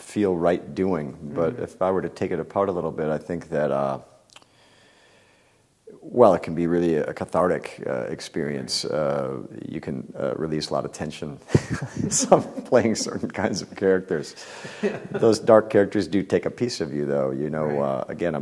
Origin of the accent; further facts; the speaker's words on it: Midwest, United States; I was raised in the Midwest in a small town